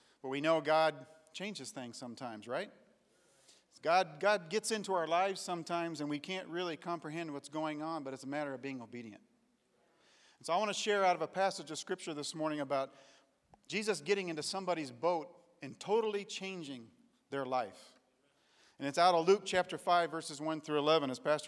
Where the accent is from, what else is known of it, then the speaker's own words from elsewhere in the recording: Tanzania; also born or lived in Kenya; I grew up in East Africa in the country of Tanzania and Kenya.